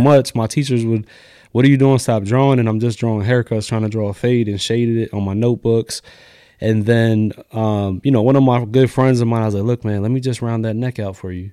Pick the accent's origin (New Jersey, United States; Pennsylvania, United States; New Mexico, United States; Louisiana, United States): Pennsylvania, United States; Lancaster; also born or lived in New York; I grew up in Lancaster City, went to McCaskey